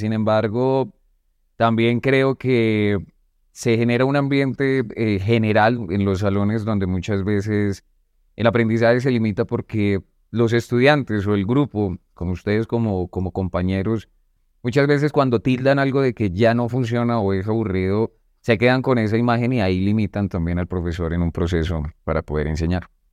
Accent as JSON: {"language": "Spanish", "region": "Bogotá", "country": "Colombia", "tie": "born or raised there", "said": "Yo vengo desde Bogotá, pues de un barrio un poco marginal."}